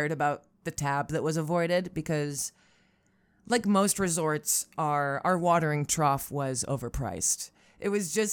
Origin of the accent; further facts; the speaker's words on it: Syracuse, New York, United States; I'm from Syracuse, so that movie is for me and mine by definition.